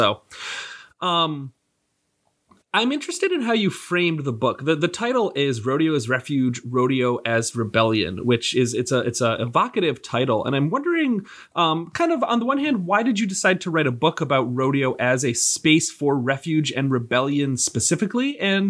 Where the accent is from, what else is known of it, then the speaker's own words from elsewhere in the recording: Rochester, New York, United States; moved away; I'm from the very much not the West. I'm from the Northeast, from Rochester, New York originally.